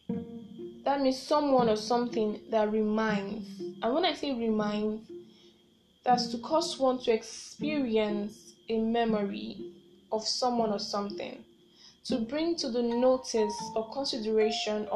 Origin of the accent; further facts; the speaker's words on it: Nigeria; I am a Nigerian